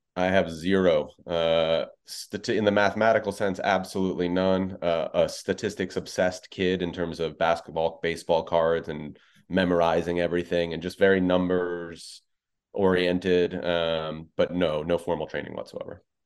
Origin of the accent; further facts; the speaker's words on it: New York, United States; I'm a born and bred New Yorker